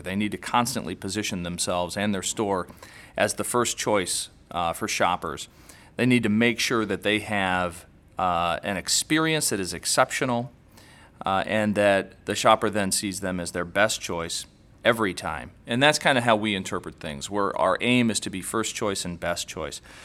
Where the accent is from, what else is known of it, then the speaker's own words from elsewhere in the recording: Indiana, United States; we're both from Indiana